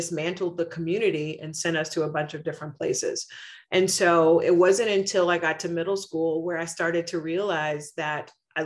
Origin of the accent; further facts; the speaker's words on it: Oklahoma City, Oklahoma, United States; moved away as an adult; also born or lived in Hartford, Connecticut; As a kid growing up in Oklahoma City public schools